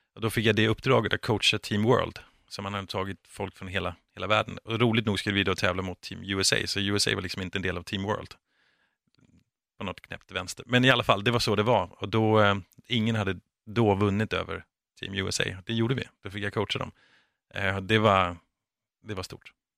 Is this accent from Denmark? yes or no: yes; Denmark; now in Sweden; jag är från Danmark